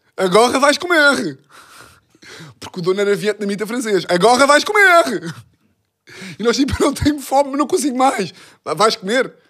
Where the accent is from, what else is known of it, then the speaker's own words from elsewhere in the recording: Lisbon, Portugal; sou de Lisboa